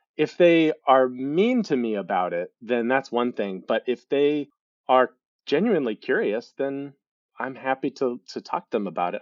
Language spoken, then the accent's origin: English; Lincoln, Nebraska, United States; moved away; also born or lived in Galveston, Texas; So, I am originally from Lincoln, Nebraska, um, although I was born in Galveston, I only lived for, there a couple of years, and grew up in Lincoln, Nebraska.